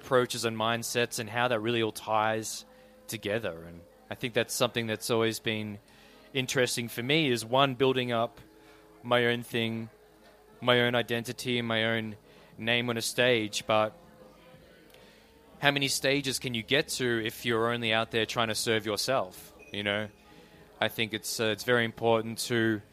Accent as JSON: {"language": "English", "area": "East Gippsland", "region": "Victoria", "country": "Australia", "tie": "born or raised there", "moved": "yes", "said": "I grew up in Kirirap, down deep southeast."}